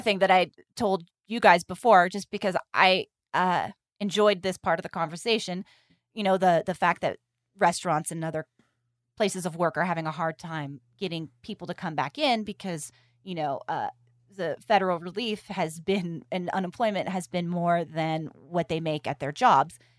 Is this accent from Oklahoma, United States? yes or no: no; California, United States; I'm from California